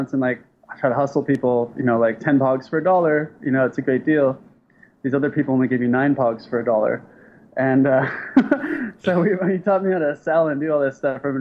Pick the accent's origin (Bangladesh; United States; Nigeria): United States; San Diego, California; I'm from San Diego, which is pretty close to Mexico.